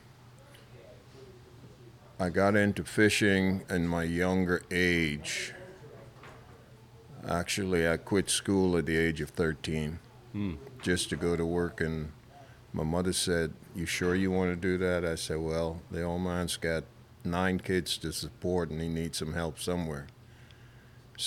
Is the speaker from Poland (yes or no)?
no; Bahamas; I'm from a little island south